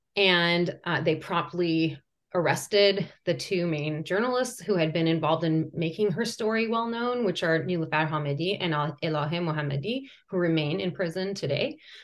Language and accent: English; United States; born or raised there; first language Persian; English is a second language; also born or lived in Iran